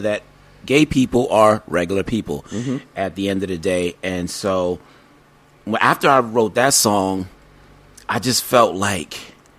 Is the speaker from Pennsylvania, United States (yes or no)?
no; El Paso, Texas, United States; also born or lived in Germany / New York; No, I was born in Germany, and then I lived in El Paso, Texas for maybe 7 years. So I claim Texas and New York, although I was born in Germany.